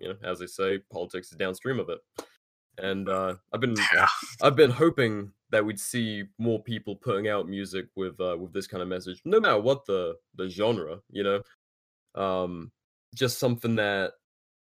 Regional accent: United Kingdom; moved away as an adult; now in United States; Even as a Brit

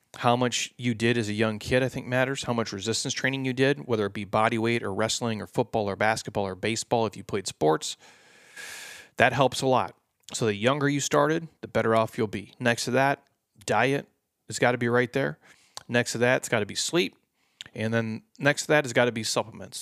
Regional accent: Midwest, United States; I grew up in the Midwest

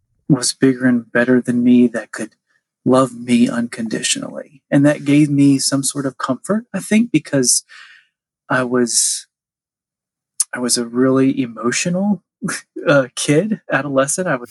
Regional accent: Nashville, Tennessee, United States; I grew up Catholic here in Nashville.

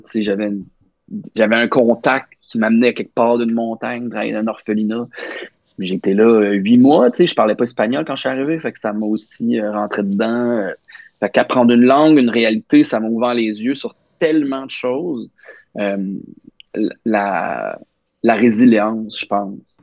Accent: Nicolet, Quebec, Canada; moved away as an adult; now in Montreal, Canada; j'allais à l'église jusqu'à comme 18 ans, euh, catholique, la belle cathédrale de Nicolette

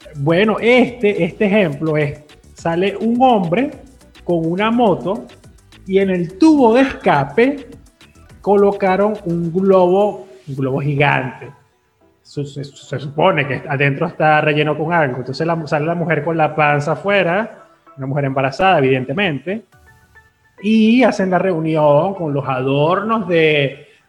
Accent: Venezuela; nuestra particularidad como sociedad venezolana

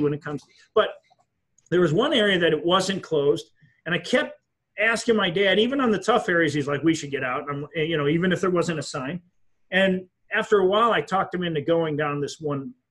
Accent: Wisconsin, United States; I come from Wisconsin

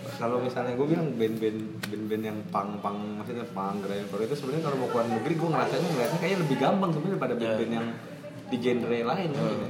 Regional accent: Manado, North Sulawesi, Indonesia; moved away; Manado, pulang kampung-kampung gua.

